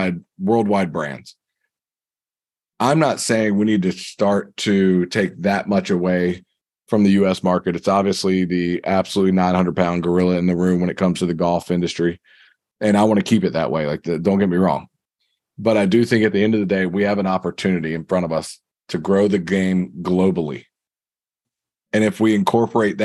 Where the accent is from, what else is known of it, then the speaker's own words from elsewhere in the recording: United States; I'm an American, red, white, and blue, bleed it